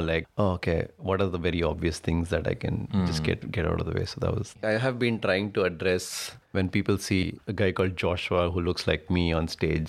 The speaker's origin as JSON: {"language": "English", "country": "India", "said": "I go into a lot of stuff about being Indian."}